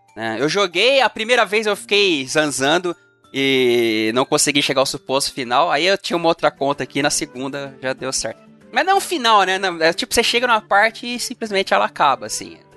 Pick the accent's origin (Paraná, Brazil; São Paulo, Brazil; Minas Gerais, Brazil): São Paulo, Brazil; São Bernardo do Campo; na minha cidade natal, São Bernardo do Campo